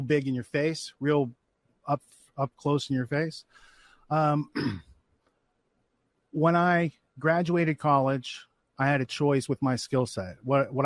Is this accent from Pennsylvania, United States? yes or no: yes; Western Pennsylvania, United States; moved away; I grew up in Western Pennsylvania. So, like in the woods, it was pretty rural